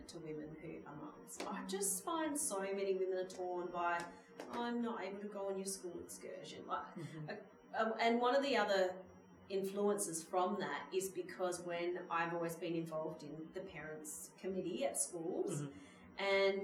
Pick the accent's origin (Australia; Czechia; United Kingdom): Australia; Mount Gambier, South Australia; moved away as an adult; my hometown